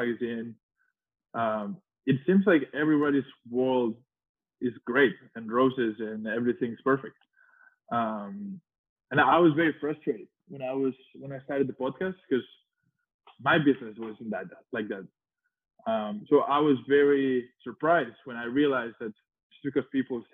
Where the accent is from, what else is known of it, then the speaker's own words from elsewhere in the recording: Spain; moved away as an adult; I was early 20s from Spain.